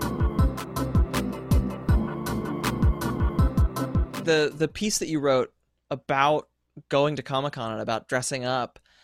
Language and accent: English; outside of Philadelphia, Pennsylvania, United States; I grew up outside of Philadelphia